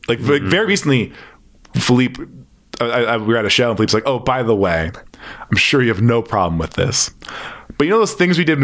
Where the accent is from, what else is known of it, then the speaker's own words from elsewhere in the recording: Toronto, Ontario, Canada; I grew up in Etobicoke